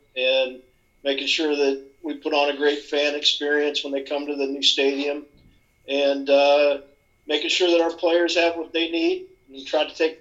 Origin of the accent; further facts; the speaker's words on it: Sioux City, Iowa, United States; moved away as an adult; now in Charlotte, United States; I grew up in Iowa.